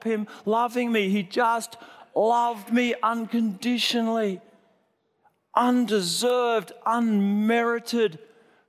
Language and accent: English; Sydney, New South Wales, Australia; I grew up in Sydney in a really great church that preached about grace.